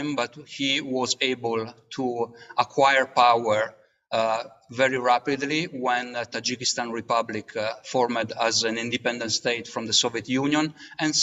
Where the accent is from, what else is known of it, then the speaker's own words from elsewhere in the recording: Italy; I come from Italy